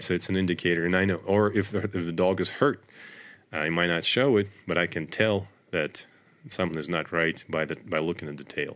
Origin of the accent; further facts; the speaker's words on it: Russia; moved away as an adult; also born or lived in Northern Virginia; now in United States; I grew up in Russia, in the middle of nowhere